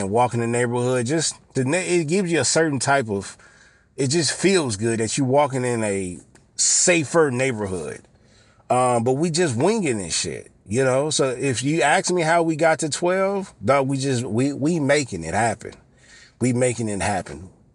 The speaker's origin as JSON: {"language": "English", "town": "Los Angeles", "region": "California", "country": "United States", "tie": "born or raised there", "said": "I was born on the west side, raised on the east side, and, and went back and forth from time, from certain time periods, but the bulk of my, the bulk of my life was on the east side of L A."}